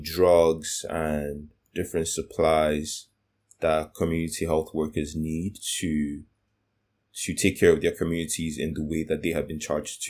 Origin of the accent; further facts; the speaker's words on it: Nigeria; I'm from Nigeria